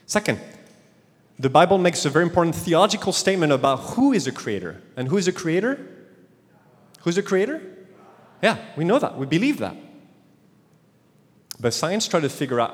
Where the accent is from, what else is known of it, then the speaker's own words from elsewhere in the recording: France; accent: French; English is a second language; moved away; my French accent